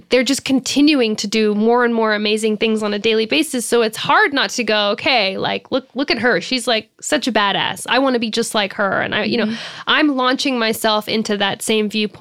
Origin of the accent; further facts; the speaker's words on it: United States; I absolutely identify as an American